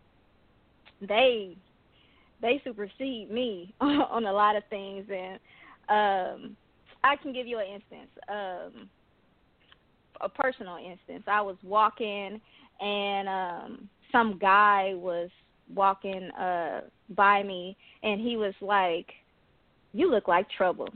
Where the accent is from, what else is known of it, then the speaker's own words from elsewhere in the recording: Compton, California, United States; I'm originally from Thompson, California